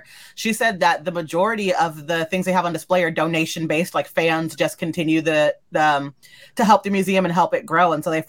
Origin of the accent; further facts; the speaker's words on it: Southern California, United States; I grew up in Southern California. I grew up a mile away from the beach.